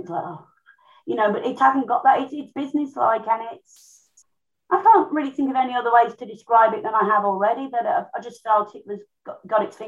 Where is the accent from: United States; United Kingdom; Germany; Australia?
United Kingdom; Birmingham, West Midlands; I'm from Birmingham